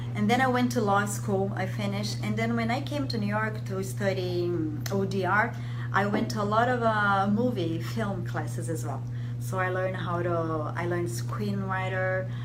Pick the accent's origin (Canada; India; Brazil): Brazil; moved away as an adult; also born or lived in Rome, Italy / France; I'm from Brazil, but I I'm half Italian